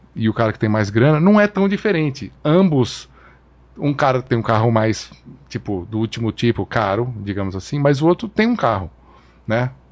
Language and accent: Portuguese; São Paulo, Brazil; brasileiro que cresci em São Paulo